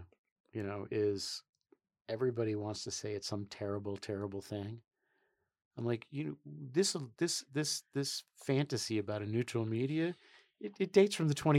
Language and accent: English; New York, United States; moved away; also born or lived in Philadelphia; I was born in New York and I learned my politics in Philadelphia.